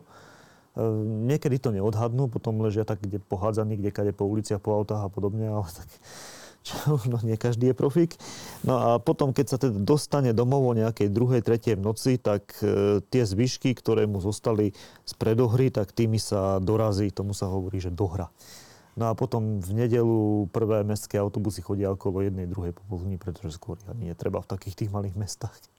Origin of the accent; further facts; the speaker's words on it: Slovakia; moved away as an adult; also born or lived in Norway; som zo Slovenska preč